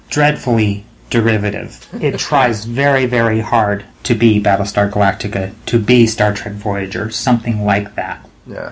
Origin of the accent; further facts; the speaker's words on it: United States; being American